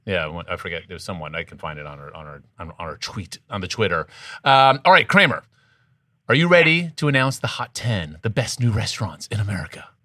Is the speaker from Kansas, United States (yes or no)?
no; Washington, District of Columbia, United States; moved away; Washington D.C. That's correct. My hometown